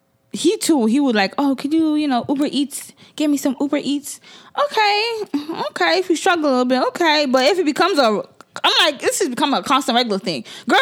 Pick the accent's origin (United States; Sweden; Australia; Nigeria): Nigeria; As a Nigerian woman, how is that being single?